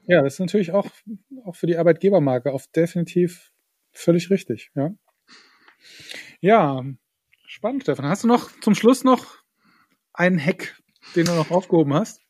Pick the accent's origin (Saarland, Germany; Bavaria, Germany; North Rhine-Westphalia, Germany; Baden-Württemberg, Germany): Saarland, Germany; ich als Saarländer